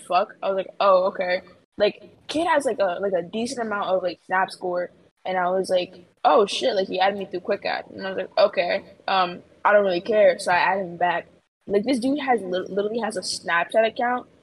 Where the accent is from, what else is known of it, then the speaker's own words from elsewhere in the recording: New York, United States; I'm a New Yorker.